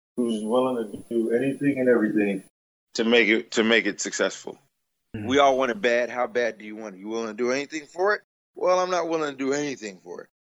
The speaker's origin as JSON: {"language": "English", "country": "United States", "said": "I love being American"}